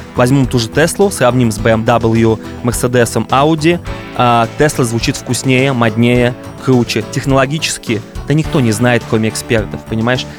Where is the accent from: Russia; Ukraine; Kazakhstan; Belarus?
Russia; Ulyanovsk, Ulyanovsk Oblast; moved away; also born or lived in Moscow / Los Angeles; я из Ульяновска, и Ульяновск для меня все еще такая альма-матер